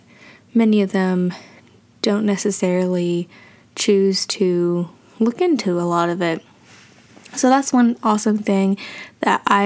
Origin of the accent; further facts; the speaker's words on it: Tennessee, United States; I am from Tennessee